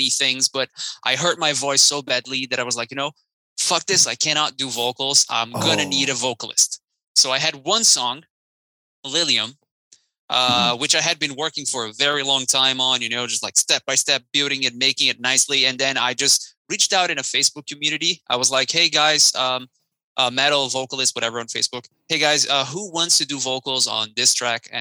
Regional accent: Brazil; moved away; I'm actually from Brazil, and back in Brazil, I had a new metal band

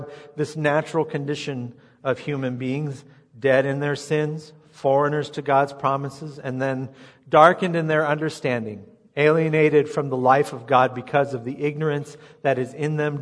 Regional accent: United States; I feel I'm an American

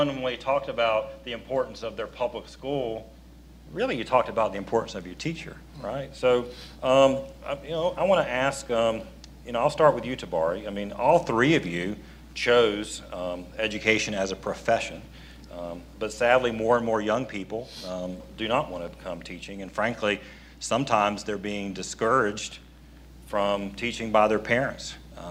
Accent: Fayetteville, North Carolina, United States; growing up in Fayetteville

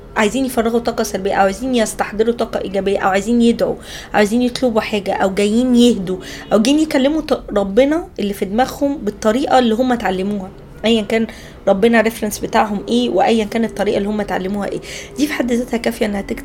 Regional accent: Egypt; عندنا في مصر

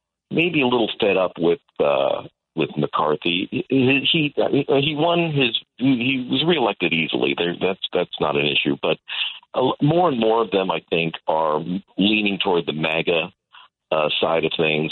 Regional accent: United States; as an American

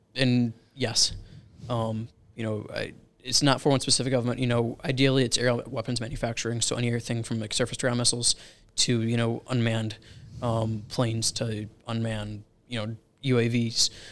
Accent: Rand Lake, Michigan, United States; now in Charlotte, United States; I grew up in Michigan

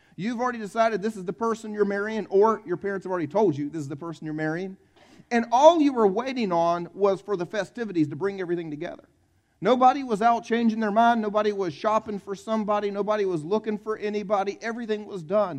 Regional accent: South Carolina, United States; I'm from South Carolina. I grew up here, born and raised here

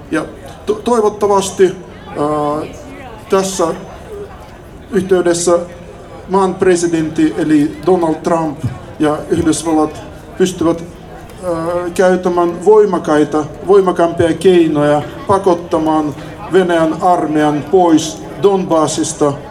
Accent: Ukraine; now in Finland; olen kotoisin Ukrainasta ja muutin Suomen vuonna 1995 ja tästä lähtien asun Suomessa.

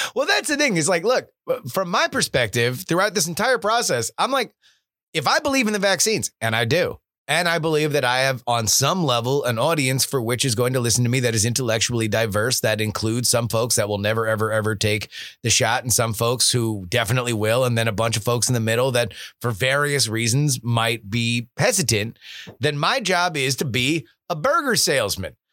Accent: South Florida, United States; I grew up in South Florida

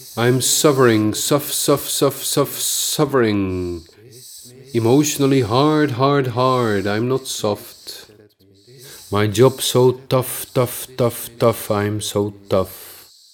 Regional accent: Netherlands; accent: Dutch; English is a second language; my Dutch accent

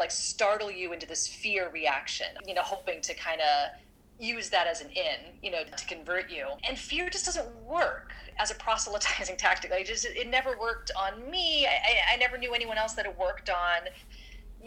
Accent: Orange County, California, United States; moved away as an adult; I grew up in Orange County, California, which has a huge, huge evangelical population. And that was kind of what I was immersed in for the first 18 years of my life

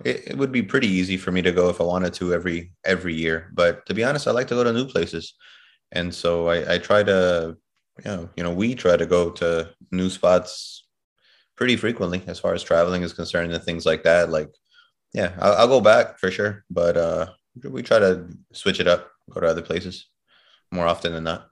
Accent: Chicago, Illinois, United States; moved away as an adult; also born or lived in New York City, United States; now in Miami, United States; I'm from Chicago. I'm born and raised in Chicago

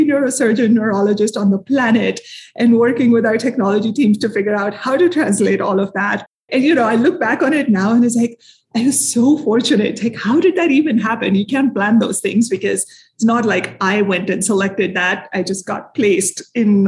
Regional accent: India; moved away as an adult; also born or lived in Minneapolis, Minnesota; now in United States; I'm from India originally, grew up there.

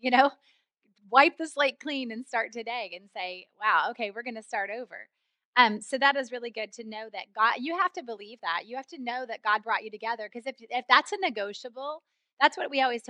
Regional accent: Oklahoma, United States; moved away; I grew up in the Midwest in Oklahoma

